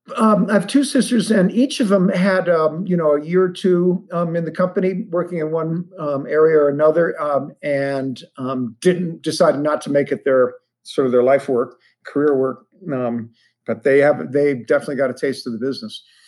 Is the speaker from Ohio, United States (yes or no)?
yes; Ohio, United States; I grew up in Ohio.